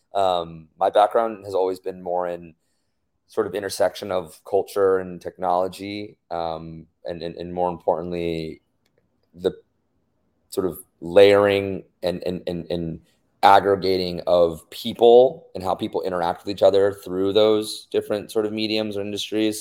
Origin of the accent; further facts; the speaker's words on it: United States; being a minority growing up in the States